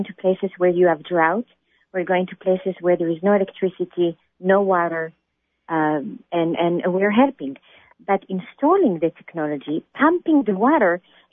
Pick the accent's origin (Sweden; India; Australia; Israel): Israel; moved away; I was born in Israel